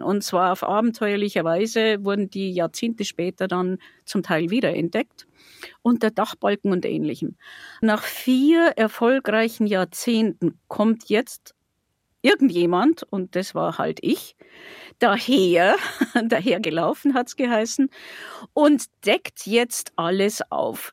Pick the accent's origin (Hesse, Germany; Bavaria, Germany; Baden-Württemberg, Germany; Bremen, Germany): Bavaria, Germany; Passau; in meiner Heimatstadt